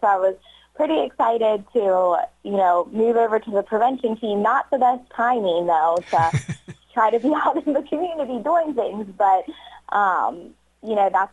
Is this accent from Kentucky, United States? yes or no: yes; Northern Kentucky, United States; moved away as an adult; now in Batesville, United States